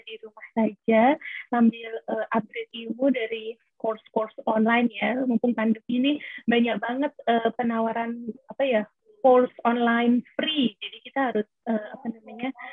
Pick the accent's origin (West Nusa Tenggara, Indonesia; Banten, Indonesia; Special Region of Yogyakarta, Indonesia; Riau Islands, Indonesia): West Nusa Tenggara, Indonesia; Lombok; also born or lived in Australia; aku uh, asalnya dari Lombok